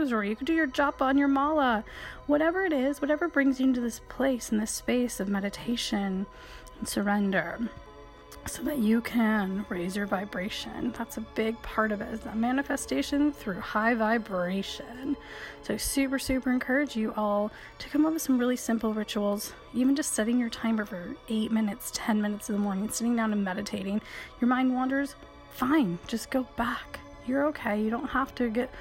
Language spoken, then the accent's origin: English; Michigan, United States; I grew up in Michigan.